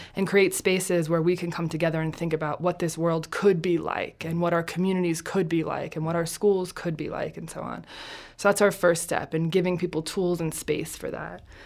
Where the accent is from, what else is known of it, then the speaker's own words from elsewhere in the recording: New Jersey, United States; I'm from Jersey.